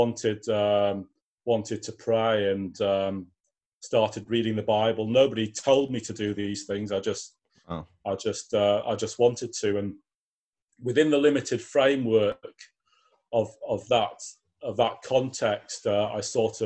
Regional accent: Newcastle upon Tyne, North East England, United Kingdom; moved away as an adult; now in York, United Kingdom; I live in York in the UK. I was born in Newcastle. I came to York and to go to university

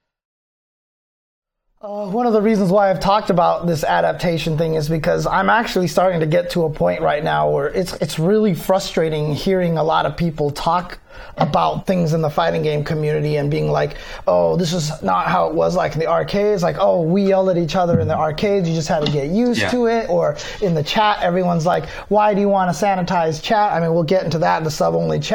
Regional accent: Southern California, United States; I grew up in SoCal

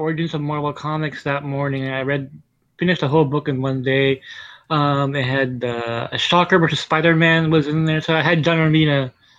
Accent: Sacramento, California, United States; English is a second language; I'm from Sacramento.

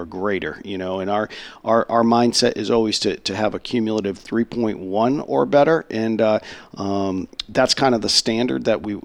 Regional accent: Enfield, Connecticut, United States; moved away; I was fortunate enough some 25 years ago to start a Hall of Fame in my hometown in Connecticut

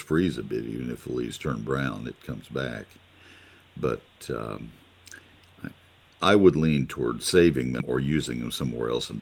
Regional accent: College Station, Texas, United States; I grew up in Bryan College Station, so I know the winters pretty well

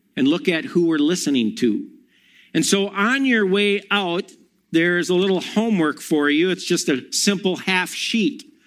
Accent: Monona, Wisconsin, United States; also born or lived in Milwaukee; I grew up in Monona Grove and then moved to Milwaukee

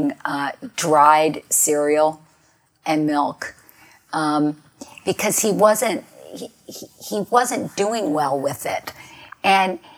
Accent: New York, United States; when I was growing up in New York

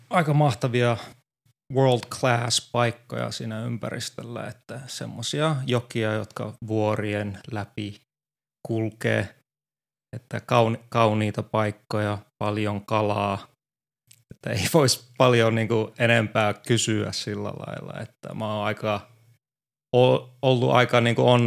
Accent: Finland; Se on, tämä on mun kotimaa ja se on aina, varsinkin nyt kun ei ole pari vuoteen tullut koronan takia, niin oli mukava tulla vähän pidemmäksi ajaksi.

